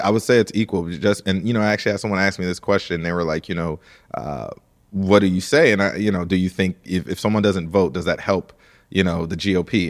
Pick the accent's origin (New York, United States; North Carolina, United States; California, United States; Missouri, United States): Missouri, United States; St. Louis; I'm from Saint Louis, Missouri